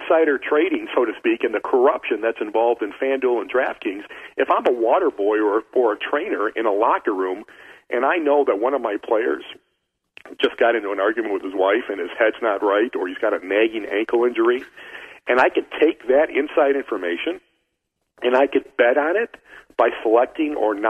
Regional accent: Brazil; I'm sending three or four of my boys that I grew up with in Brazil to Australia

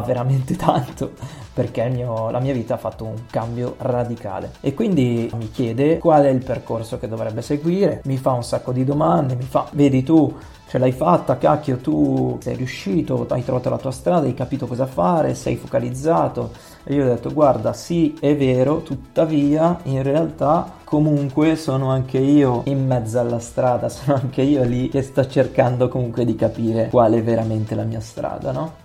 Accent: Milan, Lombardy, Italy; Io sono di Milano, sono nato a Milano, ho sempre vissuto a Milano

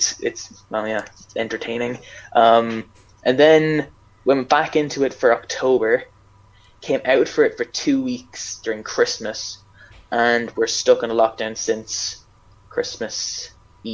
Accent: Ireland

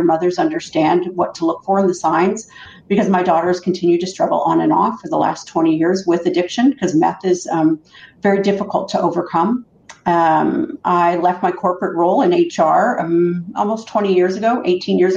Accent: Canada; I grew up in Canada, and I was raised by a mom who lived on welfare

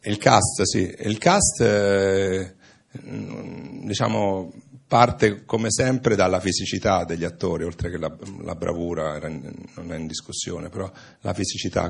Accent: Italy

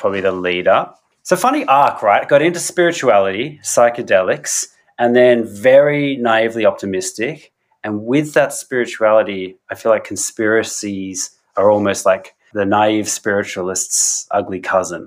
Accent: Australia; I'm an artist from Australia

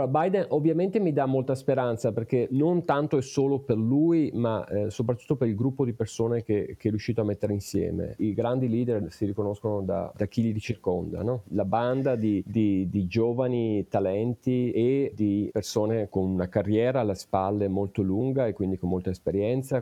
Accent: province of Vicenza, Veneto, Italy; moved away as an adult; now in Pittsburgh, United States; io sono originario della provincia di Vicenza

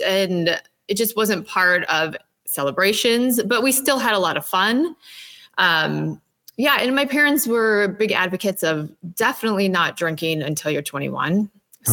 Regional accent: Minnesota, United States; I'm from Minnesota.

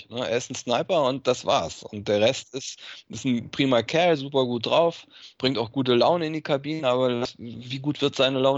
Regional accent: Germany; Und, und, ich bin auch Deutscher, ist kein Grund, mich zu verpflichten.

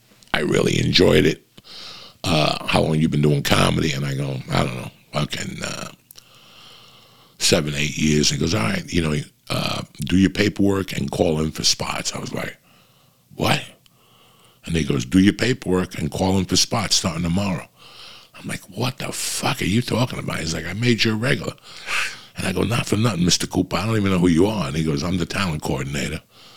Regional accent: Cuba; But he asked me, where are you from? Are you Italian? I go, no, I'm Cuban.

